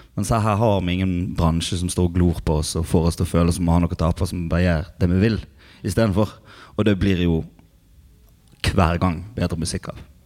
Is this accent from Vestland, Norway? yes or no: yes; Osterøy, Vestland, Norway; Jeg er fra Osterøy